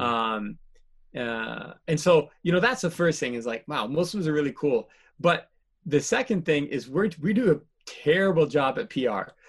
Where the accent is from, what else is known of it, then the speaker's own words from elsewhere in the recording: East Coast, United States; also born or lived in Malaysia / South Korea; now in Michigan, United States; I grew up mostly on the East Coast between, uh, East Coast between New Jersey and Massachusetts